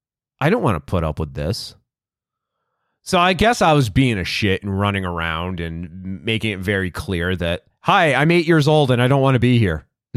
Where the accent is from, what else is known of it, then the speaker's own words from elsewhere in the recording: Worcester, Massachusetts, United States; I can tell you the genesis of the leash for me is I grew up in Worcester and.